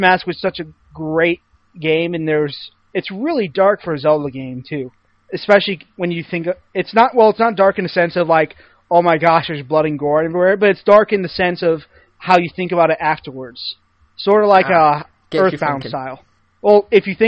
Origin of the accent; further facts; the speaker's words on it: United States; as an American